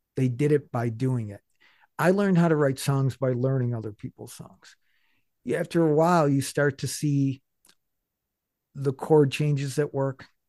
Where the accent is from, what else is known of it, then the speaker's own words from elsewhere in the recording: Buffalo, New York, United States; I'm from Buffalo